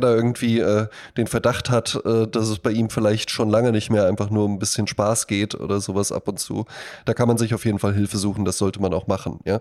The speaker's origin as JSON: {"language": "German", "country": "Germany", "tie": "born or raised there", "said": "In Bonn-Baden, wo ich herkomme, neben dem Haus, in dem ich aufgewachsen bin"}